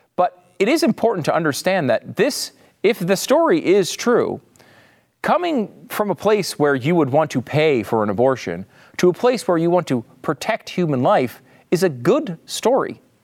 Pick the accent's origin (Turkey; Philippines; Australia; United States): United States; Connecticut; I'm from Connecticut. I never say y'all